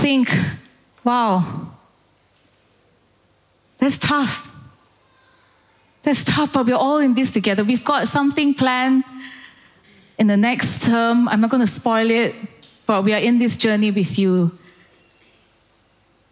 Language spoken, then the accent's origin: English; Malaysia; moved away as an adult; now in United Kingdom; I grew up in Malaysia